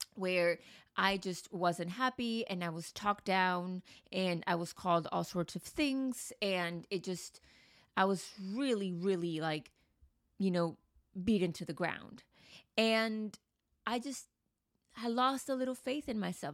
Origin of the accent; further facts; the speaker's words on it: United States; also born or lived in Mexico; now in Manhattan, United States; I've been to the U S, obviously grew up there